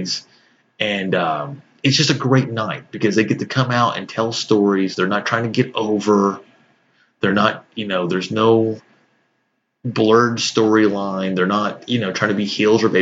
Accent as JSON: {"language": "English", "region": "Texas", "country": "United States", "tie": "born or raised there", "said": "I grew up in the 80s, so, and I grew up in Texas."}